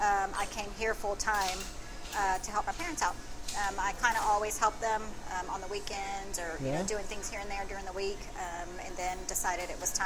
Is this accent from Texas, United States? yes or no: yes; Waco, Texas, United States; also born or lived in San Marcos; I grew up in Waco, graduated from Riker.